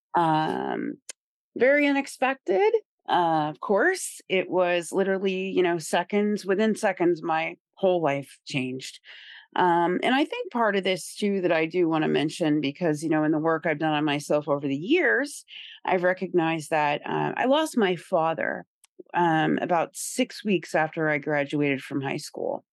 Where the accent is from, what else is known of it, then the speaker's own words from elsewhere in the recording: Indiana, United States; moved away as an adult; also born or lived in Rhode Island / Boston; I was raised in Indiana, so, you know, I was a country girl and small town kinda vibes.